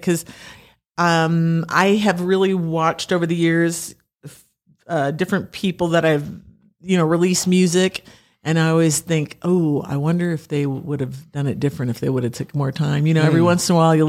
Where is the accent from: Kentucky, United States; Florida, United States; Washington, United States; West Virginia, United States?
Washington, United States; Pasco; moved away; I grew up in Pasco, like East Pasco area.